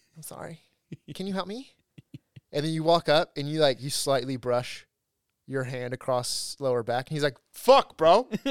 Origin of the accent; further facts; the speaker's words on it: Huntington Beach, California, United States; moved away as an adult; also born or lived in Los Angeles; I moved from Huntington to L A for college